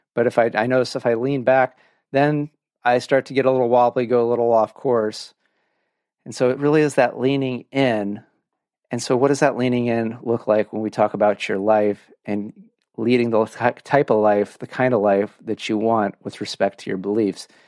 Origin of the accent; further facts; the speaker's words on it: Orange County, California, United States; moved away; I grew up in Orange County